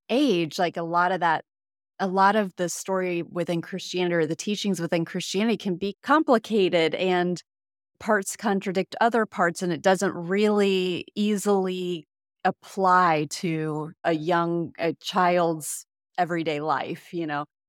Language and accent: English; Indiana, United States; moved away; I grew up in Indiana